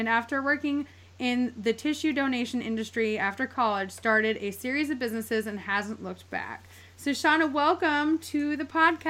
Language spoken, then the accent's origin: English; East Coast, United States; I'm from the East Coast. So I'm like East Coast girl. I've never been anywhere else in my entire life.